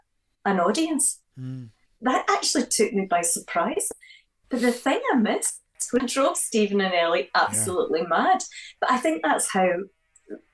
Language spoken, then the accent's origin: English; Glasgow, Scotland, United Kingdom; growing up in Glasgow